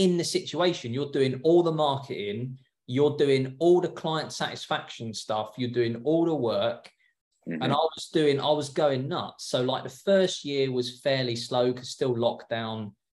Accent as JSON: {"language": "English", "region": "England", "country": "United Kingdom", "moved": "as an adult", "lives_now": "California, United States", "said": "I was a window cleaner back home. So I'm English"}